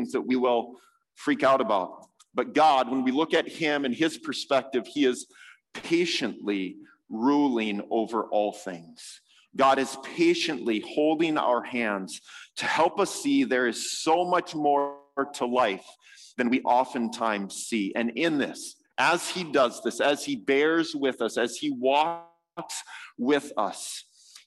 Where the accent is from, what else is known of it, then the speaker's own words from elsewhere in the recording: United States; as an American